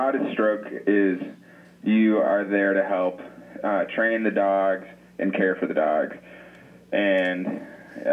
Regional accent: Atlanta, Georgia, United States; moved away as an adult; now in Alaska, United States; I'm originally from Atlanta, Georgia, and I found my way up here

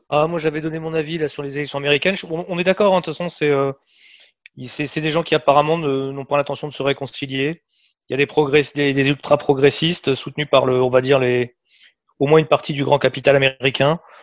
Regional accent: France; en tant que Français

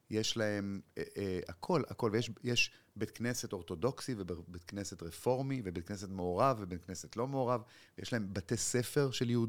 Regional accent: Jerusalem, Jerusalem District, Israel; בבית שגדלתי בו כל חיי כמעט

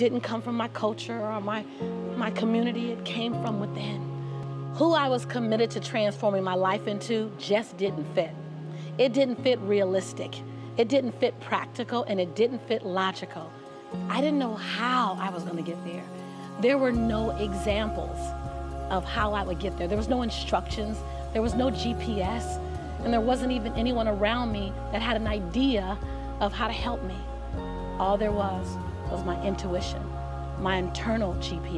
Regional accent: Los Angeles, California, United States; Born and raised in South Central Los Angeles, having three fights a week just to get home from

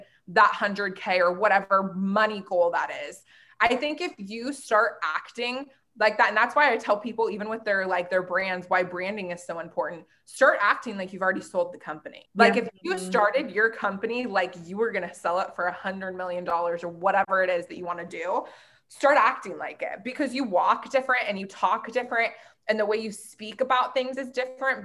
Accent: Portland, Oregon, United States; now in California, United States; I grew up in Portland, Oregon.

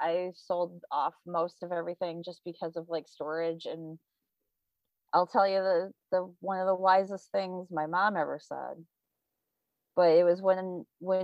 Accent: Michigan, United States; now in Brooklyn, United States; I grew up in Michigan

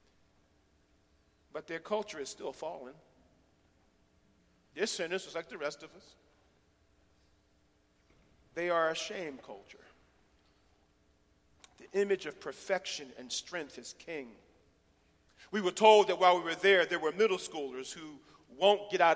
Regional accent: Philadelphia, Pennsylvania, United States; now in Chattanooga, United States; I'm from West Philly

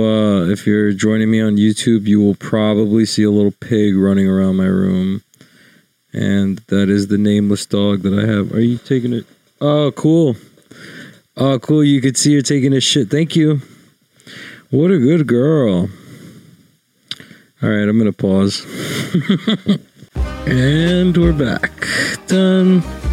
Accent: New York, United States; I'm from New York

